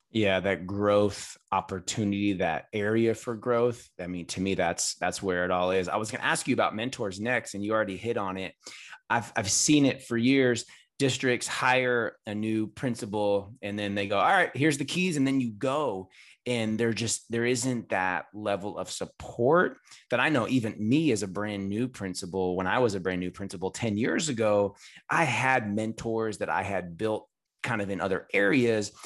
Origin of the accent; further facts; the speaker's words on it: Bay Area, California, United States; I'm from the Bay Area in California.